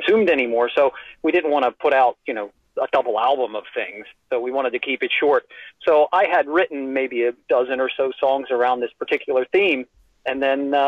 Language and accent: English; United States; I'm an American